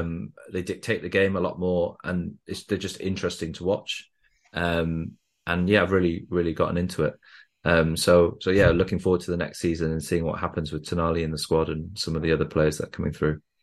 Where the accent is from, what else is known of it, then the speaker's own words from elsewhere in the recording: Wales, United Kingdom; now in Newcastle, United Kingdom; I grew up in Wales